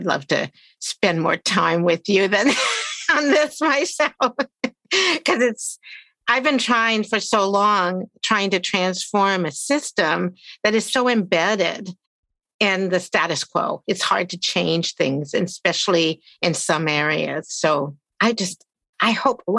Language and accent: English; Maryland, United States; also born or lived in West Virginia; I grew up in Maryland